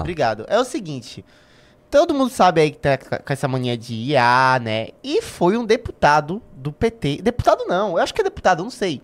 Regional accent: Brazil; eu sou brasileiro e meu ano só começa depois de fevereiro

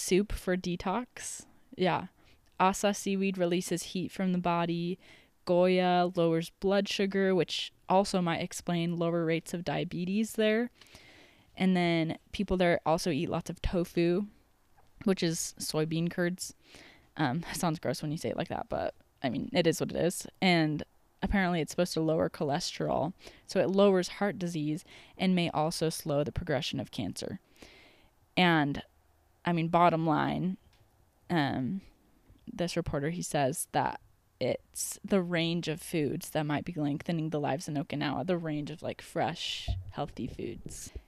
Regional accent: United States; the American that I am

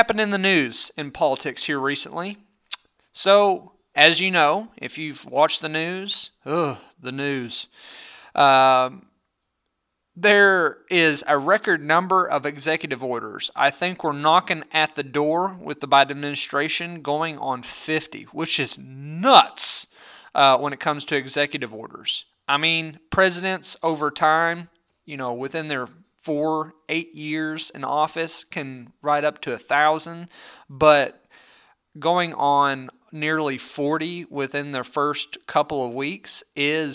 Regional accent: Arkansas, United States; born or raised there

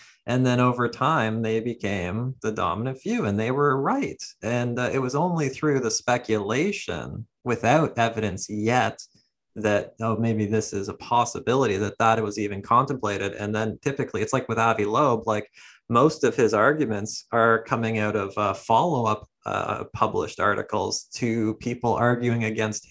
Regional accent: Ontario, Canada; I'm Canadian, from Ontario, a bit north of where you're

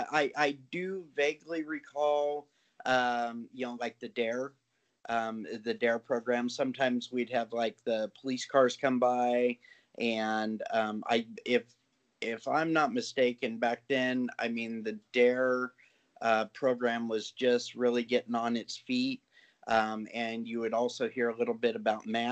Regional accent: Orange County, California, United States; I am from originally from the Orange County area

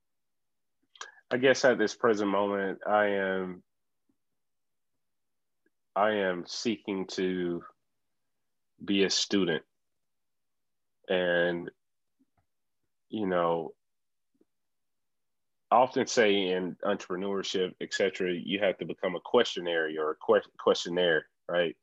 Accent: Atlanta, Georgia, United States; I'm from the ATL.

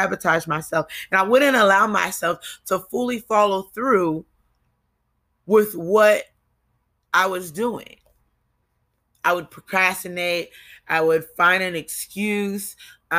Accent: New Jersey, United States; also born or lived in Kentucky; I come from Jersey. We don't say the full word, you know? We cut it off

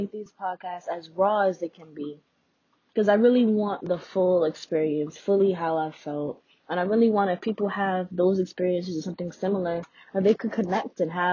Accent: New York City, New York, United States; born and raised in Brooklyn, hence the BK in my name.

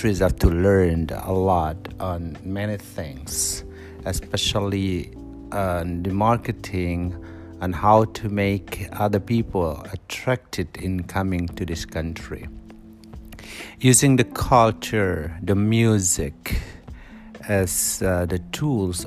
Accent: Indonesia; moved away as an adult; now in South Korea; I'm from Indonesia.

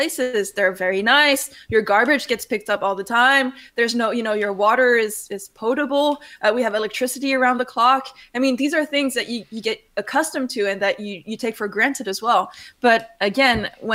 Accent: Switzerland; moved away as an adult; now in Netherlands; having been born and raised in Switzerland and now seeing, and I'm now living in the Netherlands

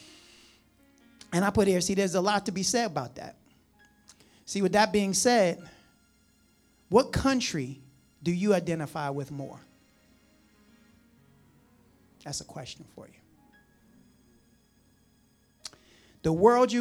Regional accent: United States; we're from New Jersey, New York. We eat pizza a certain way

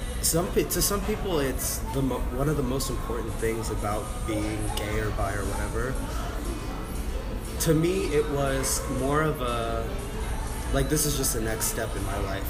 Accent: Dallas, Texas, United States; So, I'm from Dallas, Texas.

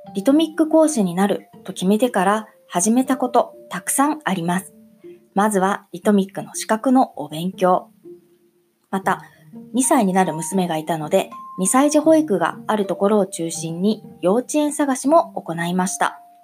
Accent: Sendai, Miyagi, Japan; moved away as an adult; now in Wakayama, Japan; 私は宮城県仙台市出身です結婚を機に和歌山に来ました

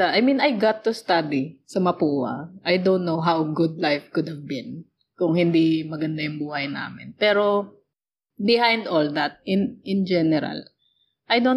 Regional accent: Philippines; So, but, but yeah, technically, we are overseas, we are Filipino, and we are working abroad.

